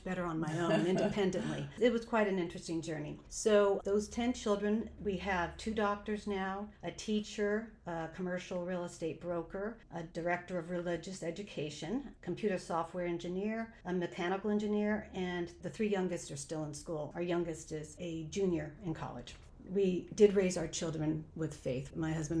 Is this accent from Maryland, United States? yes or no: no; Oxnard, California, United States; I was born and raised in Oxnard, California. So I've lived in Southern California my whole life